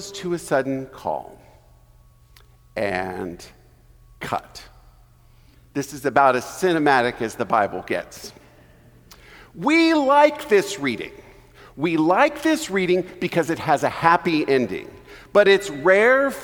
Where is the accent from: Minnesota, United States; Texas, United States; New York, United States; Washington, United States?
Texas, United States; I grew up in Texas